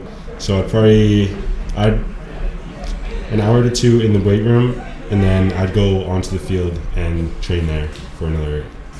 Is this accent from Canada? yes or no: yes; Abbotsford, British Columbia, Canada; also born or lived in Aitchelitz / Sumas; I grew up in Abstrud.